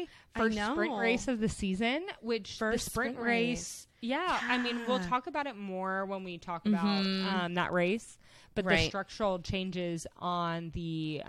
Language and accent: English; United States; growing up in the United States